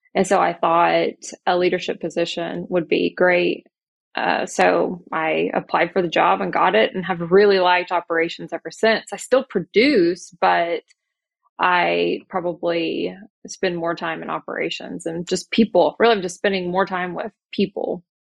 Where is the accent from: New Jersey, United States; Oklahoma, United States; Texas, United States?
Oklahoma, United States; Oklahoma City; I am from Oklahoma City